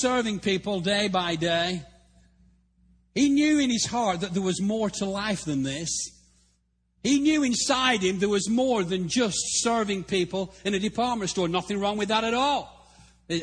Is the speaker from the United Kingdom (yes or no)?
yes; England, United Kingdom; moved away as an adult; also born or lived in Africa; now in Texas, United States; Being English